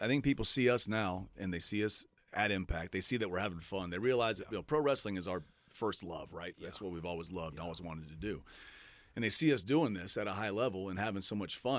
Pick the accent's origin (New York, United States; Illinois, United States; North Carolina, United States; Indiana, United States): North Carolina, United States; I grew up in North Carolina